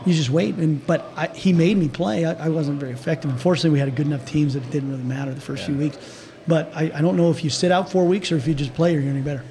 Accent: Butte, Montana, United States; growing up in Butte

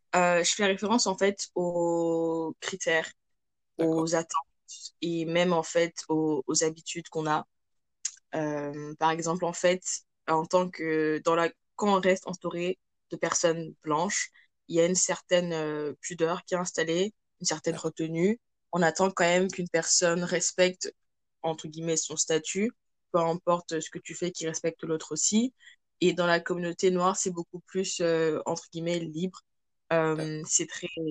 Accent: France; moved away as an adult; also born or lived in Cameroon; now in Canada; je suis camerounaise d'origine, je vis en France euh, depuis toute petite et actuellement je suis au Canada

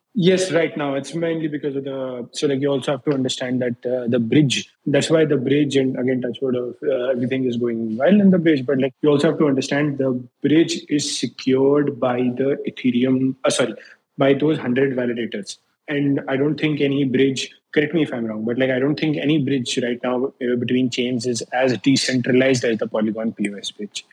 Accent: Agra, Uttar Pradesh, India; moved away as an adult; now in New York, United States; India. I grew up in Agra, the city of Taj Mahal.

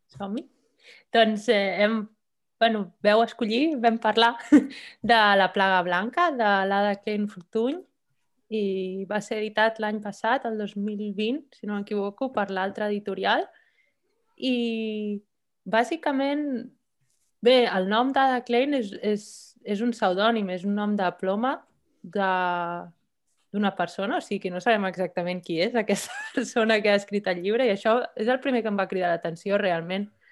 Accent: Barcelona, Catalonia, Spain; moved away as an adult; now in Copenhagen, Denmark; vaig néixer a Barcelona, però ara ja fa quasi set anys que visc a Copenhague.

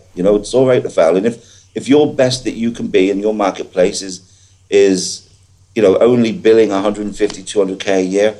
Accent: Ireland; moved away; But, I came over from Ireland, met my girlfriend, moved over from Ireland in 2005, I think it was, and didn't have a clue about recruitment.

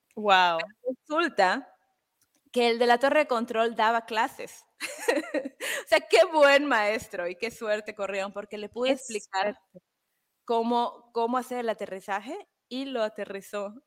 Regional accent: Mexico; moved away; yo soy mexicana

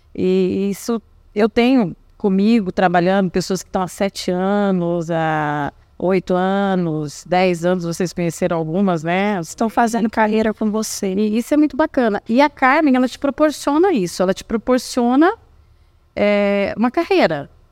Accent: Paraná, Brazil; moved away as an adult; also born or lived in Rondônia / Acre; eu decidi voltar para o Paraná, porque eu sou do Paraná

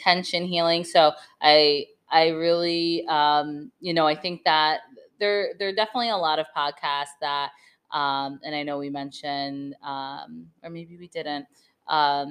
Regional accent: Vermont, United States; I grew up in Vermont

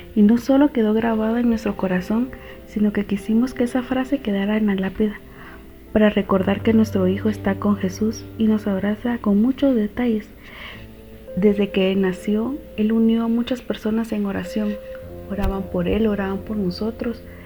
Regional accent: Guatemala; soy de Guatemala

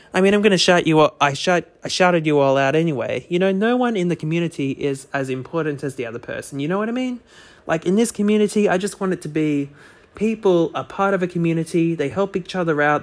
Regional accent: Australia; as an Australian

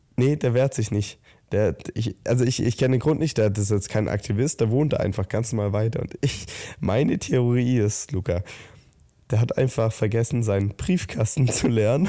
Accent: Southern Germany, Germany; wir kommen ja aus dem Süden Deutschlands

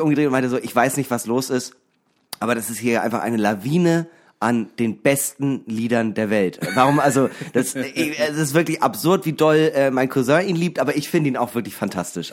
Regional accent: Eckernförde, Schleswig-Holstein, Germany; now in Hamburg, Germany; aus meiner Heimat

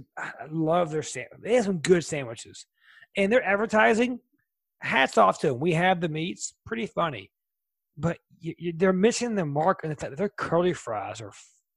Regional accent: the South, United States; So even though I'm from the South

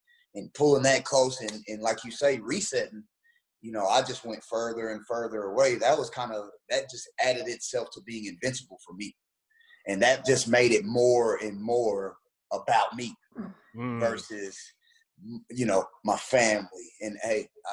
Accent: Memphis, Tennessee, United States; moved away; also born or lived in Texas / Indiana; I'm from Memphis, Tennessee, and then a small town in the colony

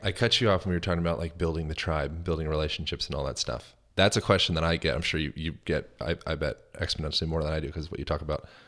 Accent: Lancaster, Pennsylvania, United States; now in Los Angeles, United States; I'm from Lancaster, Pennsylvania

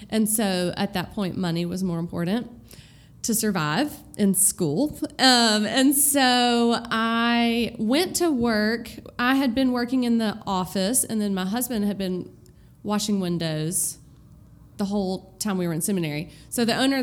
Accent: Knoxville, Tennessee, United States; moved away as an adult; now in Birmingham, United States; I am from Knoxville, Tennessee. I grew up there, lived in the same house my whole life

